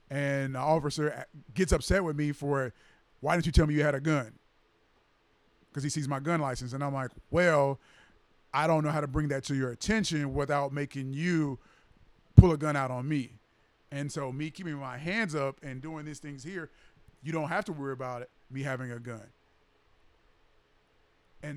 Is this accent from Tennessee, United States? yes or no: yes; Tennessee, United States; now in Texas, United States; I'm from Tennessee as well